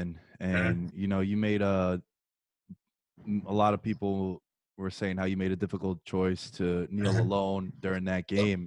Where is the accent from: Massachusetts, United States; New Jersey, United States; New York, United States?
New York, United States; I'm from New York